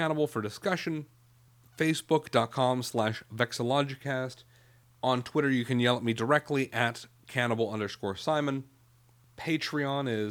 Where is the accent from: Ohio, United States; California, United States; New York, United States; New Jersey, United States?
Ohio, United States; Youngstown; moved away as an adult; also born or lived in South Bend, Indiana; now in Philadelphia, United States; my hometown of Youngstown, Ohio, my college town of South Bend, Indiana, or my current town of Philadelphia